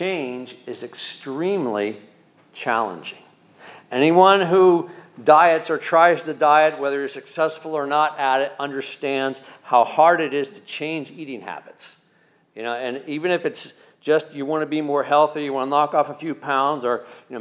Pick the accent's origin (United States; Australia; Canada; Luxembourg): United States; Pennsylvania Dutch area; growing up in the Pennsylvania Dutch area